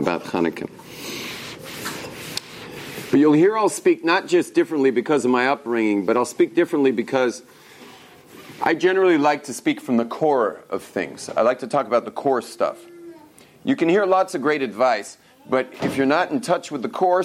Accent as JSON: {"language": "English", "town": "Los Angeles", "region": "California", "country": "United States", "tie": "born or raised there", "also_born_or_lived": "Jerusalem", "moved": "as an adult", "said": "I grew up in Los Angeles, where people actually speak English. But my English comes from West Los Angeles"}